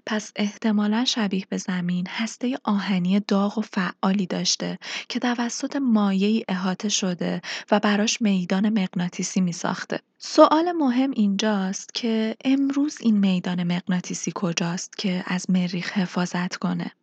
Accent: Iran; به عنوان یک ایرانی

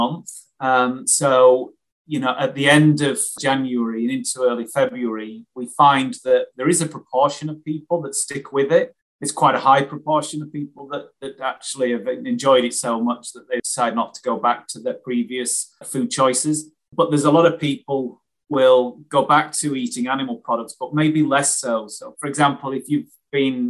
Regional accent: Wakefield, Yorkshire and the Humber, United Kingdom; I grew up in Wakefield in West Yorkshire

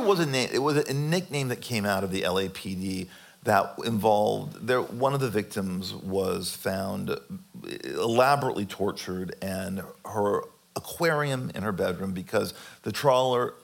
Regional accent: California, United States; growing up in California in the 70s and the 80s of my childhood

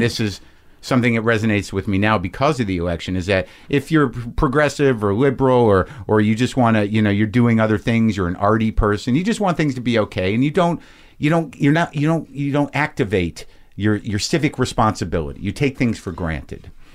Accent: Albuquerque, New Mexico, United States; also born or lived in New Jersey; I grew up in Albuquerque, New Mexico

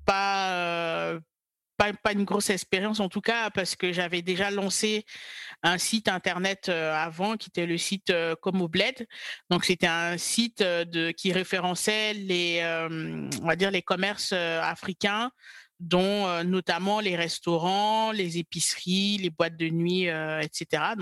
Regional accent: Côte d’Ivoire; moved away as an adult; now in France; j'ai grandi euh, en Côte d'Ivoire et je suis, je suis ivoirienne. Et euh, je suis arrivée en France euh, à l'âge de 20 ans pour poursuivre mes études.

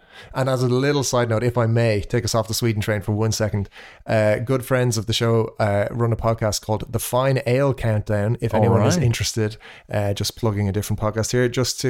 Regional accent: Ireland; Sorry, when I say we, of course, I mean me being Irish.

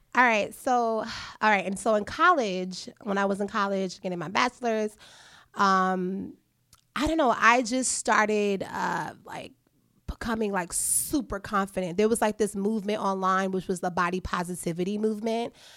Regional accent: New York City, New York, United States; I am a New Yorker, so I used to take the trains all the time. I used to commute from home to school

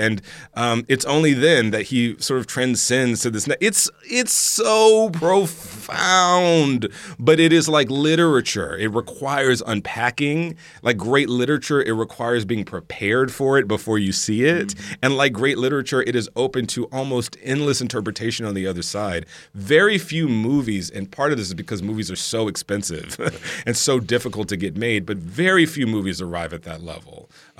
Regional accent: the South, United States; I grew up Black Catholic in the South, okay?

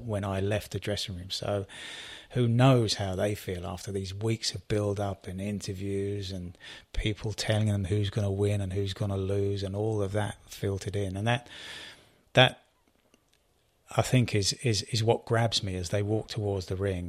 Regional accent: United Kingdom; I'm British

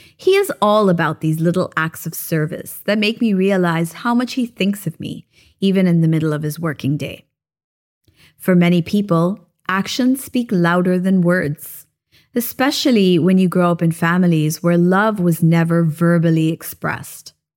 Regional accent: Japan; now in Philippines; We had a tiny little Christmas tree when I was growing up in Japan

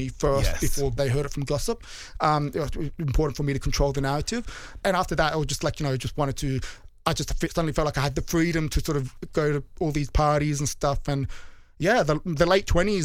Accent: Sydney, New South Wales, Australia; accent: Bogan; moved away as an adult; now in London, United Kingdom; I was born in Sydney.

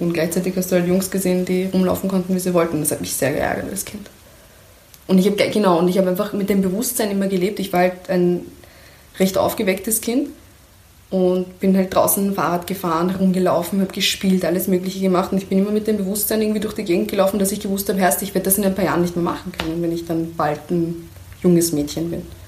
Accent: Iran; moved away; also born or lived in Kermanshah / Tuyserkan / Mahallat; meine schönsten Erinnerungen an meine Kindheit im Iran

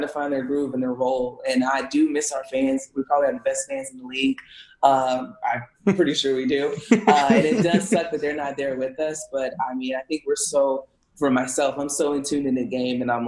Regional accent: South Carolina, United States; we're just known to be a football state.

